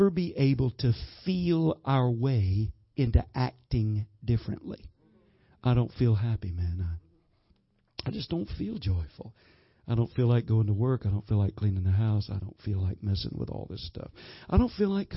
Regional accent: the South, United States; I'm from the South, man. We've got what you call sweet tea

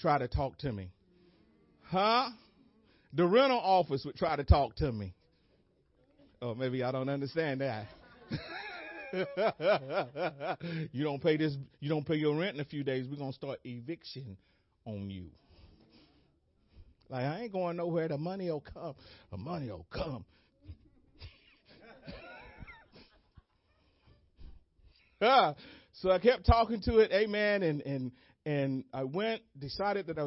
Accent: United States; I'm American

